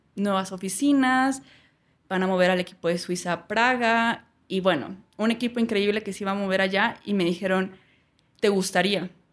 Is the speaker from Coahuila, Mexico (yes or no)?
yes; Saltillo, Coahuila, Mexico; moved away as an adult; also born or lived in Bogotá, Colombia / Prague, Czech Republic / London, United Kingdom; soy de Saltillo, pues aquí